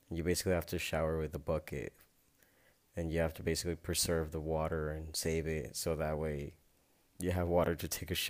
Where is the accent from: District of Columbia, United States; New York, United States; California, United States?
California, United States; Tulare; now in Tijuana, Mexico; I know I wouldn't fit in if I'd go back to my hometown and I know I don't fit in back at home in Tulare, the small town in California.